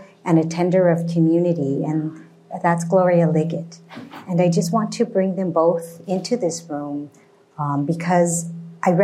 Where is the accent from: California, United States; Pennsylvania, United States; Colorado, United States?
California, United States; Monterey Park; I grew up in Monterey Park, a somewhat typical East Side Sansei